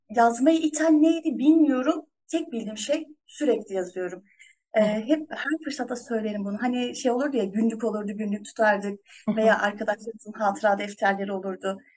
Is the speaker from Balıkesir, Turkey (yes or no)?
no; Afyonkarahisar, Turkey; ben 25 Aralık 1984 senesinde Afyonkarahisar'da dünyaya geldim. Ee, bir ailenin tek çocuğuyum.